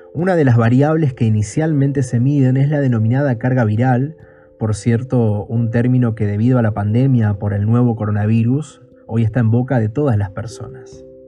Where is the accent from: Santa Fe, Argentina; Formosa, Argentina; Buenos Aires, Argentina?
Buenos Aires, Argentina; soy de Buenos Aires, Argentina